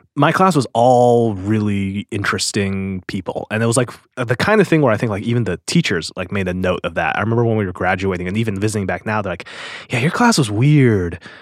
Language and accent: English; Seattle, Washington, United States; I was born in Seattle